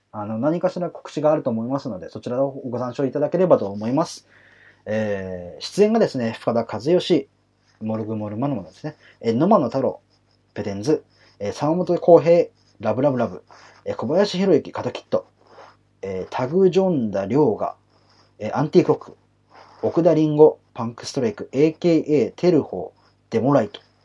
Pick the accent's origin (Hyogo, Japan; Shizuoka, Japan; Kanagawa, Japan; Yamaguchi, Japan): Kanagawa, Japan; 私神奈川出身なんでね